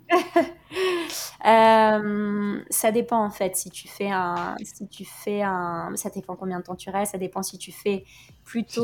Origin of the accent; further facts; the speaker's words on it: Norway; now in Paris, France; on est des Norvégiennes qui ne s'assument pas complètement